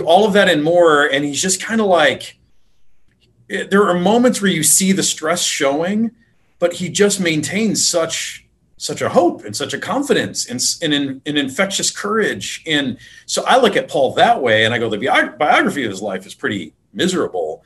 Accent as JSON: {"language": "English", "town": "Detroit", "region": "Michigan", "country": "United States", "tie": "born or raised there", "said": "I grew up in Detroit area"}